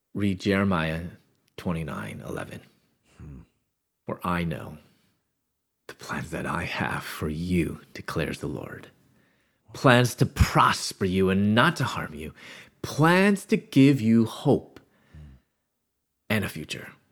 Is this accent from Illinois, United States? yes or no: yes; Chicago, Illinois, United States; moved away as an adult; also born or lived in Louisville, Kentucky; born in the Chicago area